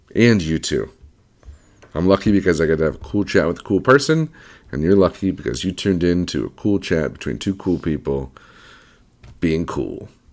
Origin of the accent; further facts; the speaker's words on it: Detroit, Michigan, United States; growing up in Detroit, there was a school called Specs Howard